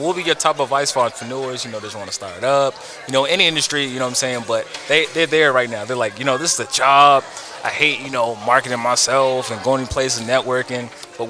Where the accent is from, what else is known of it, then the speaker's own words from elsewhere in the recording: Maryland, United States; moved away; You know, when I moved here from Maryland, you know, we were more like, you know, more business savvy in a sense, you know what I'm saying? Government, political, and it was cool